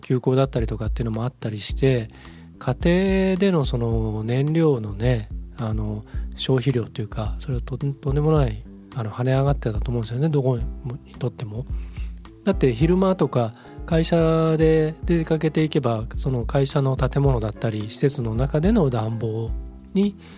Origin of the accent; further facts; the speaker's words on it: Japan; 僕も日本人